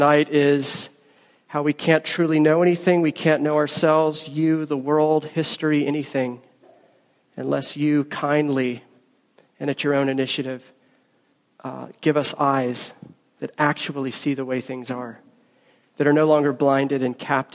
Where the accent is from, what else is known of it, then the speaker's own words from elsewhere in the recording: Georgia, United States; moved away as an adult; also born or lived in Philadelphia; I am a Southerner. I am a Georgian. First 25 years of my life, I lived in Georgia. I was raised in Georgia